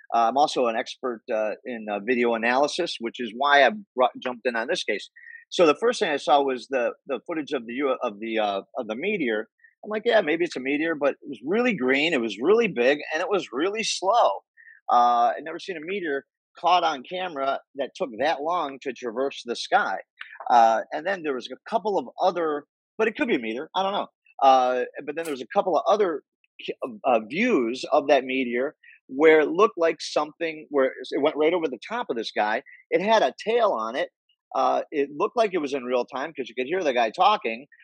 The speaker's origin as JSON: {"language": "English", "town": "Cleveland", "region": "Ohio", "country": "United States", "said": "I'm from Cleveland"}